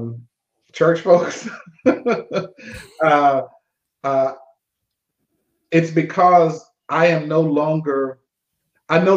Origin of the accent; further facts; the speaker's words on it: Austin, Texas, United States; Born and raised